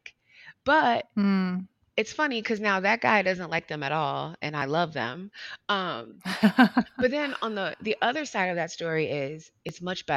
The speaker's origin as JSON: {"language": "English", "town": "Youngstown", "region": "Ohio", "country": "United States", "tie": "born or raised there", "also_born_or_lived": "North Carolina", "accent": "Southern", "said": "we moved from a small town in North Carolina to a slightly bigger town in Ohio. I grew up in Youngstown, Ohio, for the most part"}